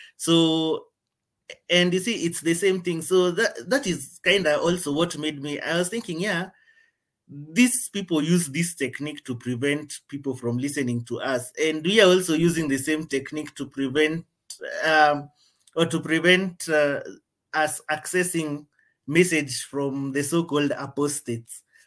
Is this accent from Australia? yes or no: no; Kenya; I'm from Kenya